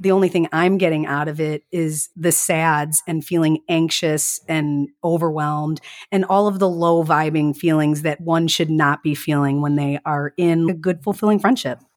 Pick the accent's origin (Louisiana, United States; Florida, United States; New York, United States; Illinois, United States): Illinois, United States; Chicago; accent: strongest Midwest accent; also born or lived in La Grange Park, Illinois; I was born in Chicago